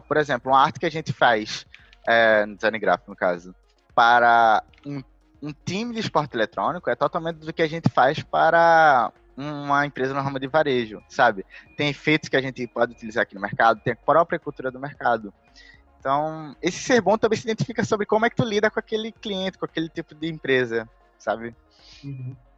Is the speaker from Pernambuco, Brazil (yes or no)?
yes; Recife, Pernambuco, Brazil; Eu sou originalmente de Recife